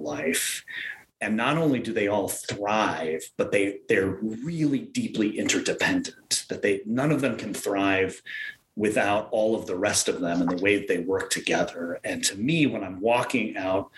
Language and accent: English; western Nebraska, United States; now in Minnesota, United States; I grew up on the Great Plains in kind of the western part of Nebraska